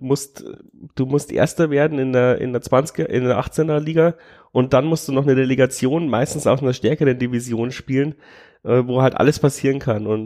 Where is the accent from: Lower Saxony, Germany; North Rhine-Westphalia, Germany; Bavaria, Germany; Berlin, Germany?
Bavaria, Germany; ich komme aus der Nähe von Amberg.